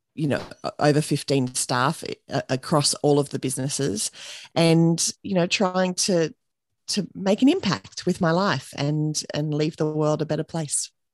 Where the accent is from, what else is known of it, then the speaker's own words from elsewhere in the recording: Australia; accent: Australian; I'm here in Australia, and you can probably tell that from my accent already